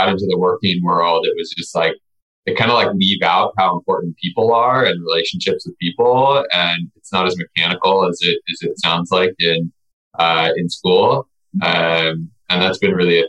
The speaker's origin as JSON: {"language": "English", "town": "Nevada City", "region": "California", "country": "United States", "tie": "born or raised there", "said": "I grew up in Northern California in a small town that most people have never heard of called Nevada City."}